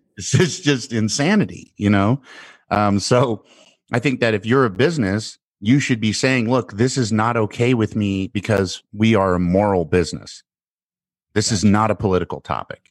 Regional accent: United States; as an American

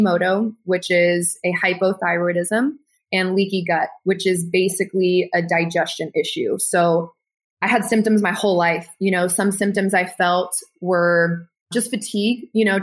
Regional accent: Texas, United States; I'm Mexican German from Texas, grew up with a bodybuilder mentality

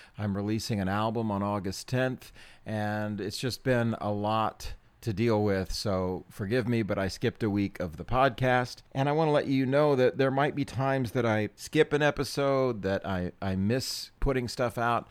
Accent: United States

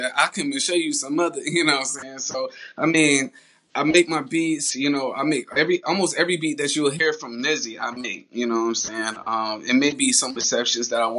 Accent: New York, United States; also born or lived in Columbia, South Carolina; now in Charlotte, United States; I was born in Columbia, South Carolina, raised in New York, now I'm living in Charlotte, North Carolina

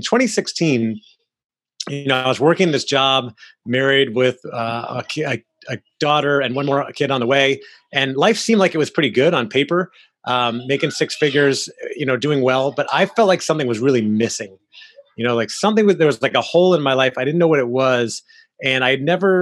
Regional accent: Orlando, Florida, United States; I grew up in Orlando, Florida, where I am now

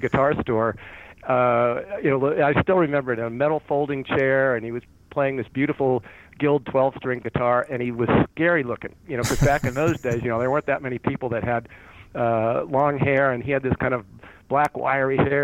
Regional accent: San Francisco Bay Area, California, United States; now in Denver, United States; growing up in the San Francisco Bay Area

